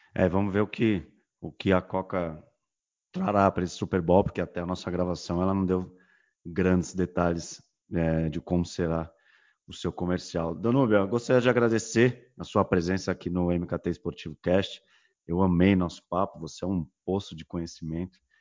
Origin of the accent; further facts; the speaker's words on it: São Paulo, Brazil; nós somos de São Paulo